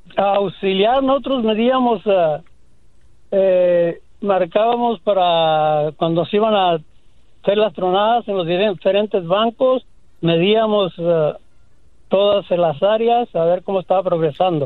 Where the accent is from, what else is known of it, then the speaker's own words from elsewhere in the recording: Cananea, Sonora, Mexico; now in Phoenix, United States; De Cananea, Sonora, la capital del mundo